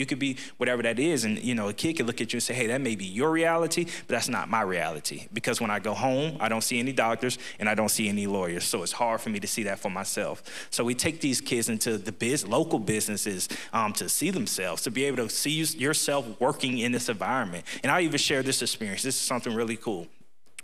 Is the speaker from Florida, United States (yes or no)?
yes; Ocala, Florida, United States; I'm born and raised in Ocala